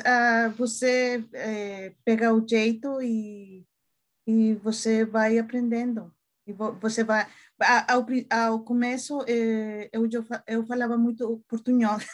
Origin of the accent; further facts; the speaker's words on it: Mexico; Portuguese is a second language; moved away as an adult; now in Minnesota, United States; eu sou mexicana, uhum. uh, mas uh, moro em Minnesota há alguns anos.